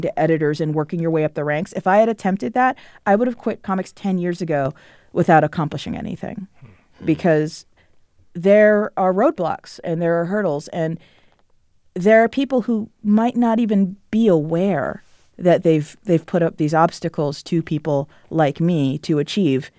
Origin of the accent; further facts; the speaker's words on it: Potomac, Maryland, United States; I grew up in Potomac, Maryland, which is a suburb of Washington D.C.